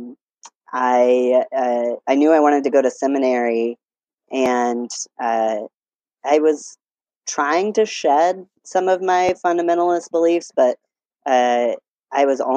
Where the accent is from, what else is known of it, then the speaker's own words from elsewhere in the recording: Pensacola, Florida, United States; I grew up in Pensacola, Florida, all the way through college